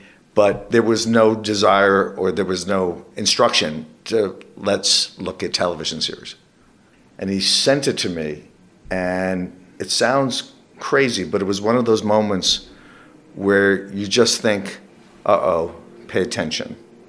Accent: New York, United States; growing up in New York and seeing theater

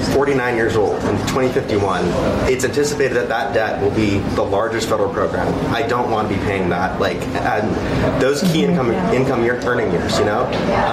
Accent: Utah, United States; now in New Hampshire, United States; I'm originally from Utah, but planning on voting in New Hampshire like many students.

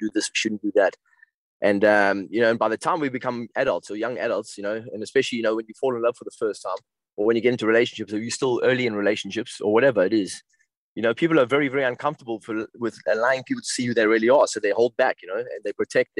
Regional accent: South Africa; also born or lived in West London; now in London, United Kingdom; one of my best friends that I grew up with in South Africa

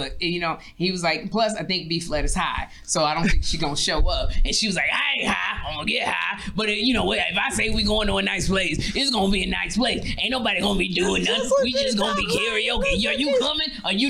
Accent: Chicago, Illinois, United States; I'm from Chicago.

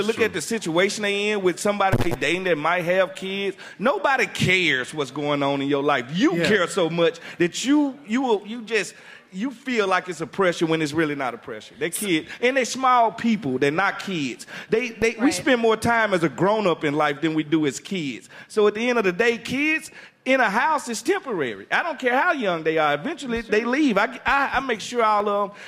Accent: Mississippi, United States; I'm from Mississippi

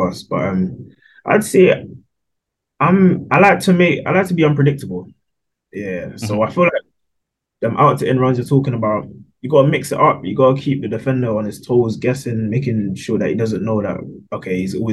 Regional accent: London, United Kingdom; So obviously grew up in Wembley, London.

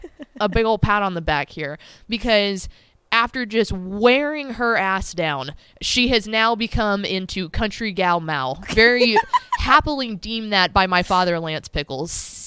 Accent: Llano, Texas, United States; So I grew up in Llano, Texas.

